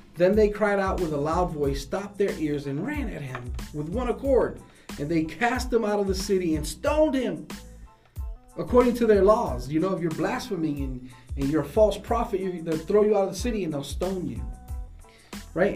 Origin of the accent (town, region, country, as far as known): United States